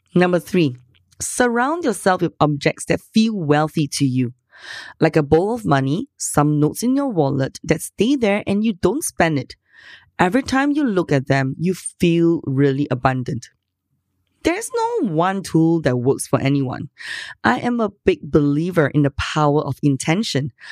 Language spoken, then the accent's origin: English; Singapore; I'm from Singapore.